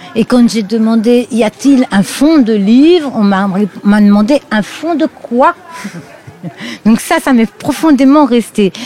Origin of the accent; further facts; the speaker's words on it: Lorraine, Grand Est, France; moved away as an adult; also born or lived in Mulhouse area, Alsace; now in Mulhouse, France; je suis Lorraine. Une Lorraine qui s'est retrouvée euh, euh, sur l'agglomération mulhousienne par les hasards d'une mutation de son mari.